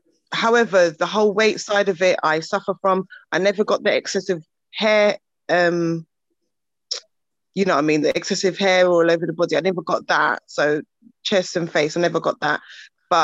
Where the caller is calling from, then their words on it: Bedfordshire, East of England, United Kingdom; I'm calling from Bedfordshire